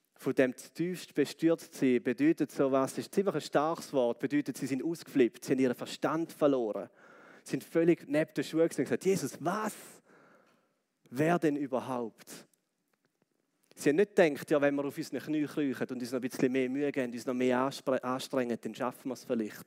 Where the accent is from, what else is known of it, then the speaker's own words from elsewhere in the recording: Switzerland; als Schweizer